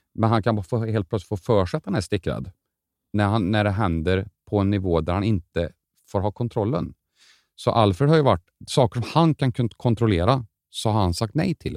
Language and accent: Swedish; Karlstad, Värmland, Sweden; jag är från Karlstad